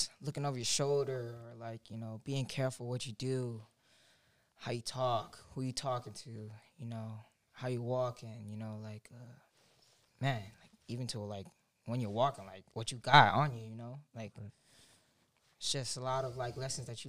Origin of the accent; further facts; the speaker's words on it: Orlando, Florida, United States; I'm from Timberleaf in Orlando, Florida